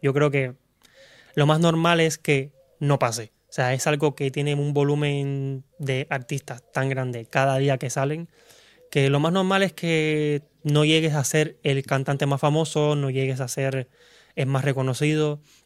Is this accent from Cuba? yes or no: yes; Cuba; moved away as an adult; now in Spain; vengo de Cuba, soy cubano. Llevo aquí en España ya aproximadamente cinco años